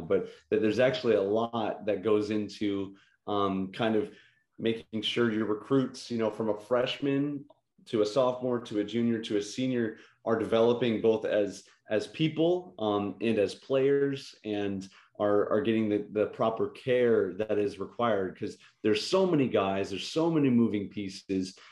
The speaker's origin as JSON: {"language": "English", "region": "Illinois", "country": "United States", "said": "I'm from Illinois"}